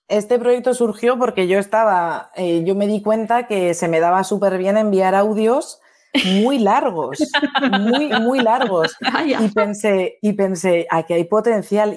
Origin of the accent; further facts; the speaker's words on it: Bilbao, Basque Country, Spain; moved away as an adult; now in Paris, France; Yo soy de Bilbao, de base